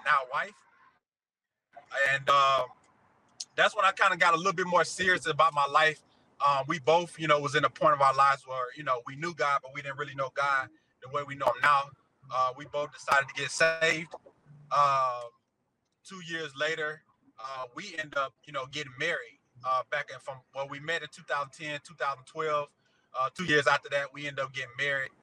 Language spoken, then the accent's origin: English; Atlanta, Georgia, United States; also born or lived in Chicago, Illinois; I really claim Atlanta because I've been here most of my life, but I was just born there.